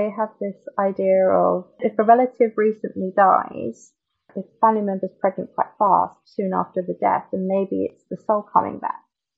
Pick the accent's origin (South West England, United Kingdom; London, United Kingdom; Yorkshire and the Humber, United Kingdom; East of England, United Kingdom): London, United Kingdom; moved away as an adult; now in Tokyo, Japan; I'm from London, and I'm 30 years old. I've lived in Japan for 6 years in February.